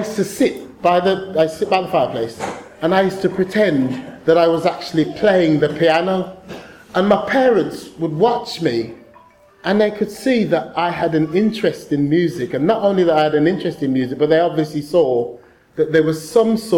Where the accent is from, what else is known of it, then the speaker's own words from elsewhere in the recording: Birmingham, West Midlands, United Kingdom; I was born in Selly Oak Hospital, not too far from here.